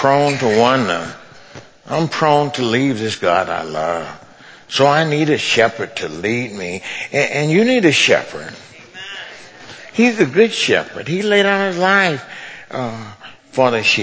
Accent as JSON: {"language": "English", "region": "Mississippi", "country": "United States", "tie": "born or raised there", "also_born_or_lived": "California", "moved": "yes", "said": "I grew up in poverty in Mississippi"}